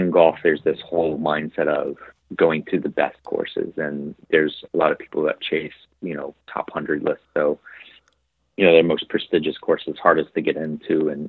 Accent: Vail, Colorado, United States; And, you know, growing up in Vail, you have access to a lot of really good snowboarding

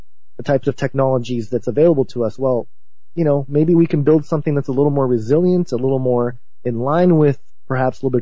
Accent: Southern California, United States; the culture that I grew up in Southern California, being a second-generation Japanese-American

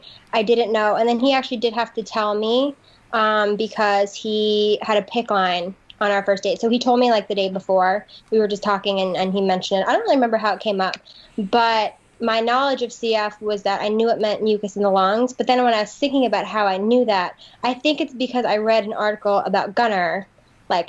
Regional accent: New York, United States; I'm from New York

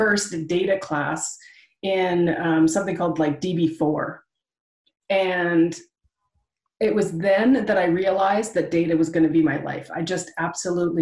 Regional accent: Canada; I am from Canada

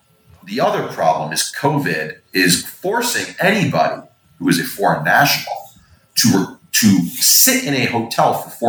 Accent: Canada; And as a Canadian

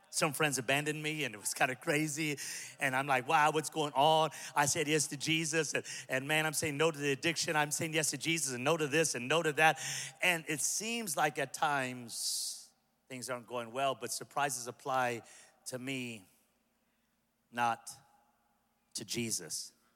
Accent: Pico Rivera, California, United States; I'm from Pico Rivera

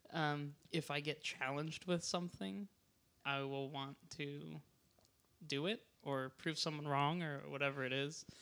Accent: Hawaii, United States; now in Portland, United States; I grew up in Hawaii

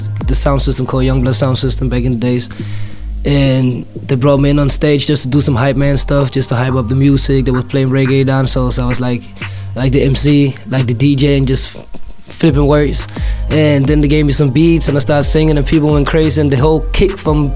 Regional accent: Denmark; I'm not from Copenhagen, I'm from the suburbs

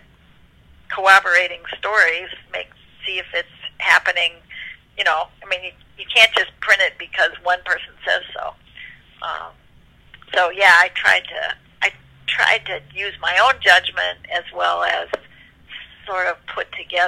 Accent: United States; I'm an American

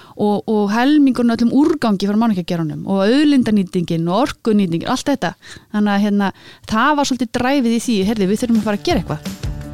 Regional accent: Iceland; ég er altnesingur

